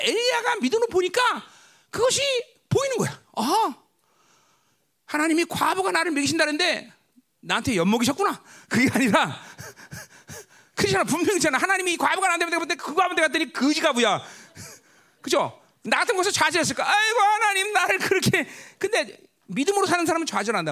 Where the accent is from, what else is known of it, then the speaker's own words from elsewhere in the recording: Ganghwa, Incheon, South Korea; moved away; 내 고향은 가, 강한데